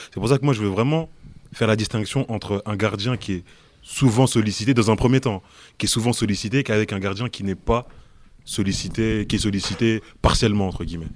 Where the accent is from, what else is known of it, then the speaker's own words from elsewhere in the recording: France; En tant que Français